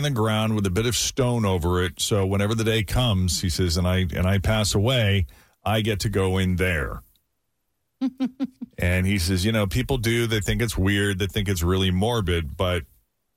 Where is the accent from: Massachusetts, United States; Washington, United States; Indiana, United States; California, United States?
Massachusetts, United States; Lexington; now in Cincinnati, United States; my hometown of Lexington, Massachusetts